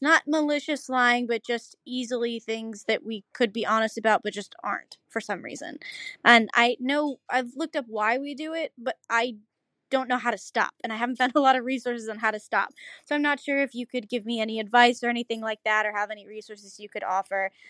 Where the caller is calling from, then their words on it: Dade City, Florida, United States; I'm calling from Dade City, Florida